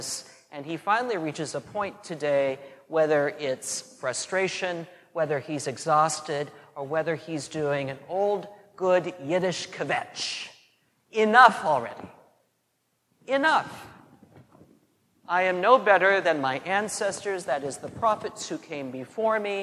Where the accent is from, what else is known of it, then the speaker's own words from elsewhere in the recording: McPherson, Kansas, United States; growing up in St. Anne's McPherson, Kansas